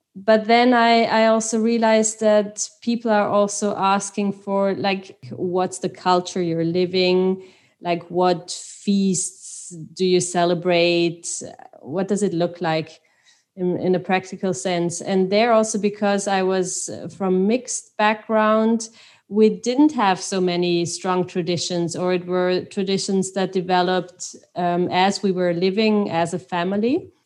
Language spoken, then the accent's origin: English; Austria; first language Swiss German; English is a second language; moved away; also born or lived in Switzerland; I'm from Austria, from a Swiss father and French mom.